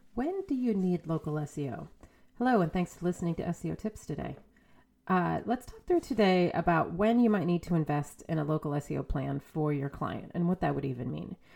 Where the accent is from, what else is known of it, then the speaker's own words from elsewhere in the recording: New England, United States; I'm from New England